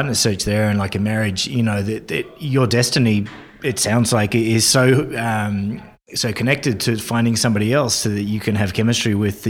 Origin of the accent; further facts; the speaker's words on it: Isle of Man; My model for figure skating growing up in the Isle of Man in the UK was like Torval and Dean.